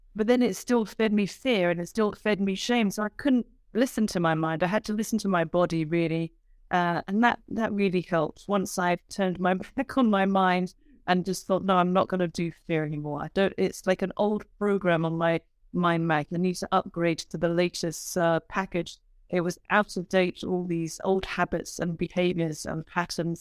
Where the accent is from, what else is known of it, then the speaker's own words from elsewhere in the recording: United Kingdom; I'm a British woman